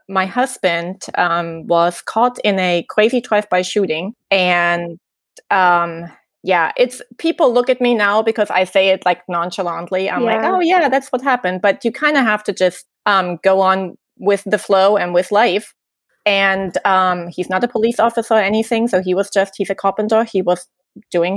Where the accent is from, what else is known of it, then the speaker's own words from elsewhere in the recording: East Germany, Germany; moved away as an adult; now in Tennessee, United States; I kind of like this generation of growing up in East Germany